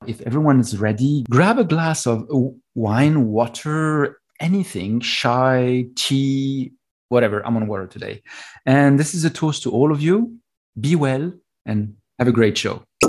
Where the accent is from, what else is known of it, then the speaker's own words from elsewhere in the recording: Texas, United States; now in New York City, United States; I was born in Texas